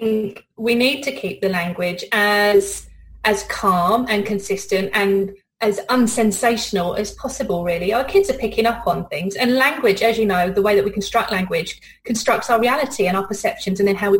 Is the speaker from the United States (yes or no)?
no; United Kingdom; accent: British; now in New Zealand; my accent, I'm British